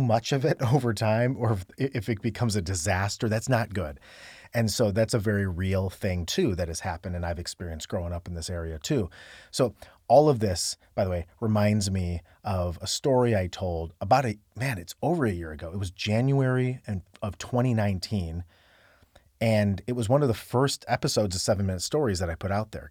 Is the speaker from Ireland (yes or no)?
no; Cleveland, Ohio, United States; growing up in the Cleveland area, Northeast Ohio.